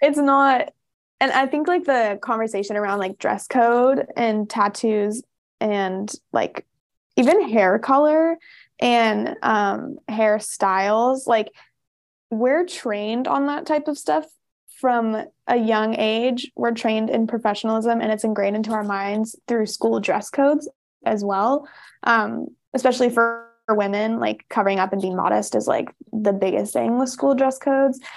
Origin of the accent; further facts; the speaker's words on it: Rogue Valley, Oregon, United States; I grew up in the Rogue Valley